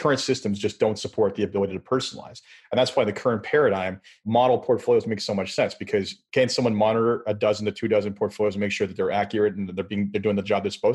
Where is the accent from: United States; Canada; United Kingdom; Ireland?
Canada; As a Canadian